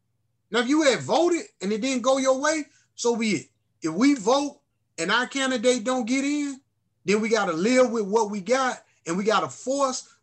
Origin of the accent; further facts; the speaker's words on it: Alabama, United States; moved away; Here I am coming from Alabama